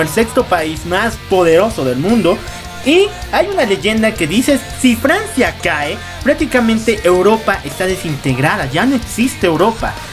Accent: Bolivia

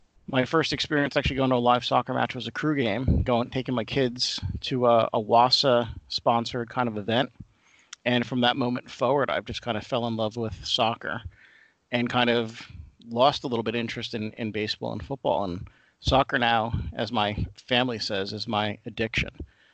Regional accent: New Jersey, United States; moved away as an adult; now in Ohio, United States; So growing up in New Jersey, I grew up in kind of a Polish neighborhood where most of the guys played soccer, but I did not. I was more into baseball and football. And it wasn't until I actually moved to Ohio

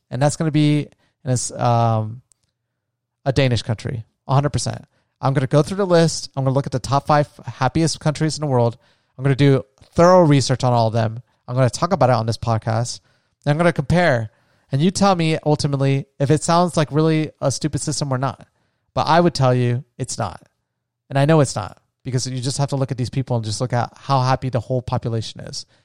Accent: United States; as an American

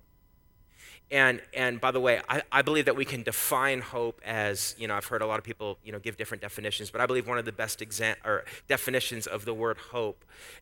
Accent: Canada; now in United States; I'm Canadian

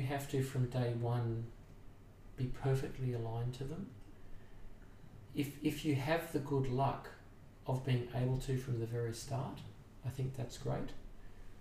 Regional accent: Sydney, New South Wales, Australia; moved away as an adult; now in Brisbane, Australia; I grew up in Sydney, and my career started in Sydney

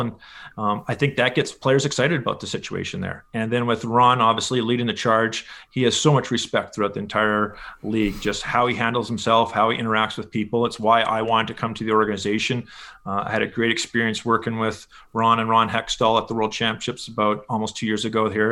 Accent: Winnipeg, Manitoba, Canada; moved away as an adult; also born or lived in Edmonton; I was born in Edmonton, but pretty much spent my entire childhood. Uh, parents still live in Winnipeg. Um, that's really my hometown for sure

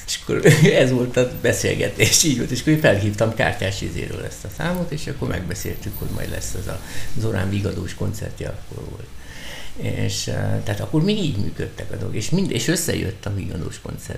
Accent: Budapest, Hungary; én Lőrincen nevelkedtem

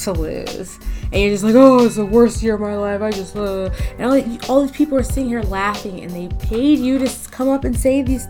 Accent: Philadelphia, Pennsylvania, United States; I'm from Philly.

